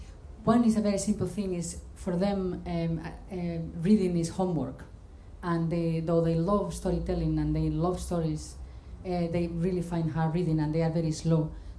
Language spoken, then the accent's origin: English; Spain; moved away; I'm from Spain, and my kids are half Scottish, half Spanish